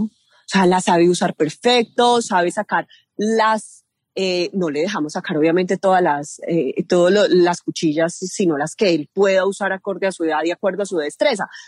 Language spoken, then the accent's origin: Spanish; Medellín, Antioquia, Colombia; now in Rionegro, Colombia; Yo soy nacida en la ciudad de Medellín, vivo en Río Negro, Antioquia, con mi familia.